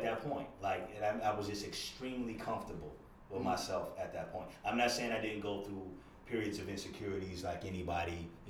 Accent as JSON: {"language": "English", "town": "Daytona Beach", "region": "Florida", "country": "United States", "tie": "born or raised there", "moved": "as an adult", "lives_now": "Brooklyn, United States", "said": "I'm born and raised in Daytona Beach, Florida, 1,000 miles exactly, almost south of New York City."}